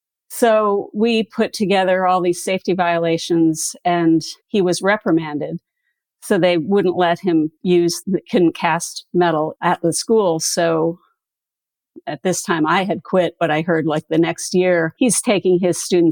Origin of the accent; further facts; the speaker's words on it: Canada; also born or lived in United States; I mean, I was born in Canada, but at least 10 of those years we lived in the States.